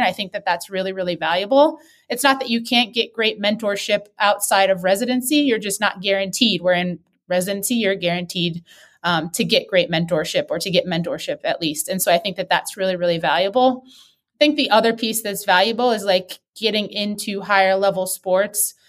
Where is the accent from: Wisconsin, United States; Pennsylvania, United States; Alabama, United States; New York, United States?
Wisconsin, United States; moved away; I grew up in Wisconsin